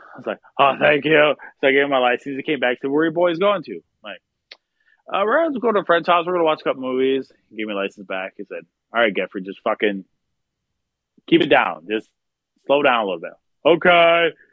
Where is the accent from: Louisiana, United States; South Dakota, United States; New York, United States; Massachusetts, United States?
South Dakota, United States; Pierre; also born or lived in Watertown, South Dakota / Clark, South Dakota / Sioux Falls, South Dakota / Minneapolis, Minnesota; And then I then I lived in Pierre until I was graduated high school